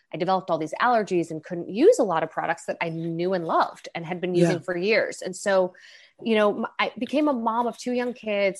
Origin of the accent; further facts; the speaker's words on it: Long Island, New York, United States; I grew up mostly in Long Island, which is a suburb